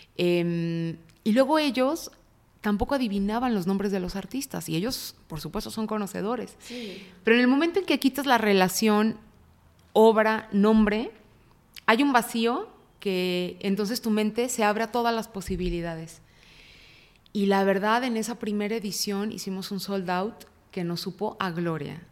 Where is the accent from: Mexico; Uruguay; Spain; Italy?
Mexico; Guadalajara, Jalisco; Nací en Guadalajara. Eh, fui la primera hija y fui la primera nieta de dos familias muy amorosas. Entonces tuve una infancia